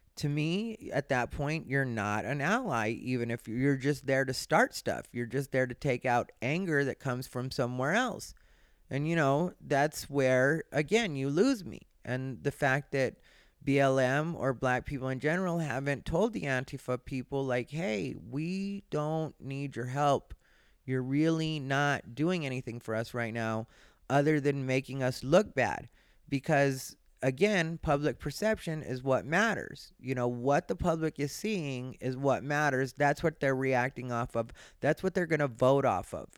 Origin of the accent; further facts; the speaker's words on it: Arizona, United States; now in Los Angeles, United States; I grew up in Arizona. I didn't even know a lot of Jewish people until I ended up in LA.